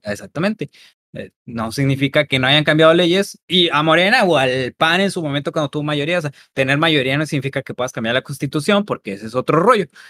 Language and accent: Spanish; Mexico; nosotros como mexicanos